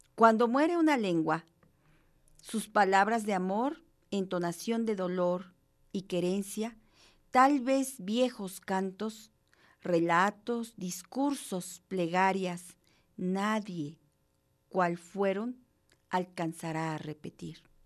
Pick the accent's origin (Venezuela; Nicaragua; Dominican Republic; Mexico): Mexico; como mexicanos